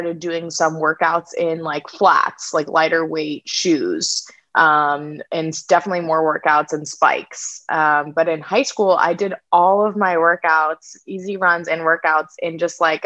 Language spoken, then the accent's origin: English; St. Louis, Missouri, United States; I'm from St. Louis, Missouri, and we have lots of all-boys schools and all-girls schools there for some reason